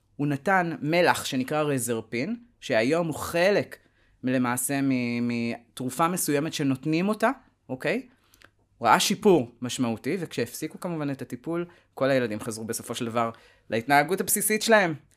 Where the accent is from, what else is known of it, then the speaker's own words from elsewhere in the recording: Tel Aviv, Tel Aviv District, Israel; אני תל אביבי, אה, born and raised